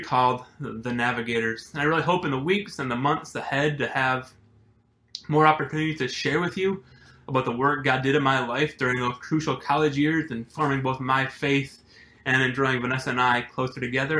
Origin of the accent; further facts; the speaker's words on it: Appleton, Wisconsin, United States; I was born in Appleton, Wisconsin. Um, I lived there with my parents and my two younger siblings until I went off to college